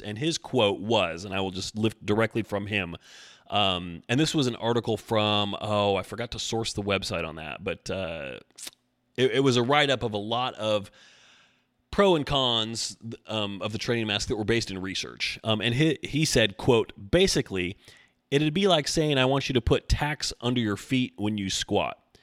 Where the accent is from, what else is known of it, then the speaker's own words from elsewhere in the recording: Oregon, United States; I'm from Oregon